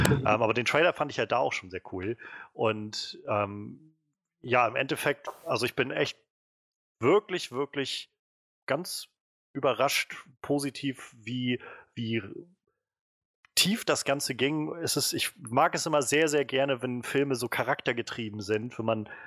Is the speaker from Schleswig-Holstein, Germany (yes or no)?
no; Röbel, Mecklenburg-Vorpommern, Germany; das fast auf den Punkt genauso aus wie in der Nähe von Röbel, wo ich aufgewachsen bin.